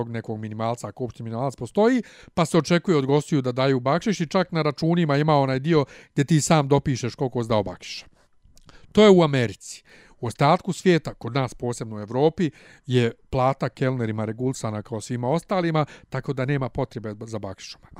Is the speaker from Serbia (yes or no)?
yes; Serbia